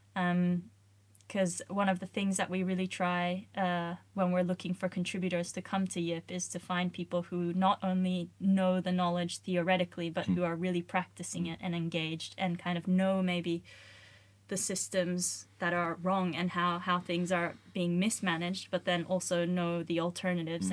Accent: Australia; moved away as an adult; now in Sweden; I'm originally from Australia

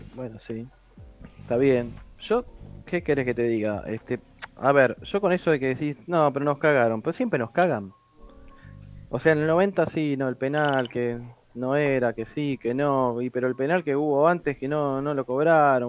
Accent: Argentina; somos los argentinos

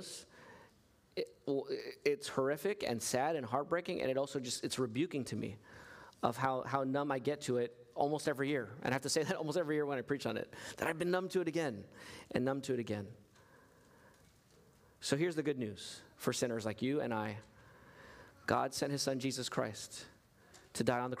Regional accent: United States; I'm an American citizen

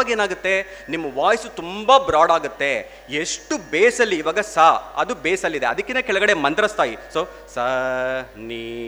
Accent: Karnataka, India; first language Telugu; Kannada is a second language; ನನ್ನ ಮಾತೃಭಾಷೆ ತೆಲುಗು ನನ್ನ ತಾಯಿದು ತಮಿಳು ಆದರೆ ನಾನು ಬೆಳೆದಿದ್ದು ಕರ್ನಾಟಕ

